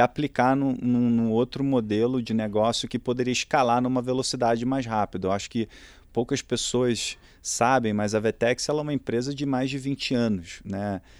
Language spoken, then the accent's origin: Portuguese; Rio de Janeiro, Brazil; accent: Carioca; moved away as an adult; also born or lived in Boston, United States; sou carioca, é, nasci no, no Rio e durante toda a minha infância, é, basicamente estudei numa única escola lá